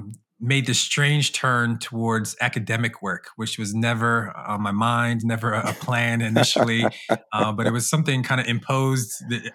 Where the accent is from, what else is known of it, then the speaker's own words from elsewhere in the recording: Norristown, Pennsylvania, United States; So born and raised in the Philly area in a community called Norristown, Pennsylvania, and then in the suburbs of Philly for about 3 years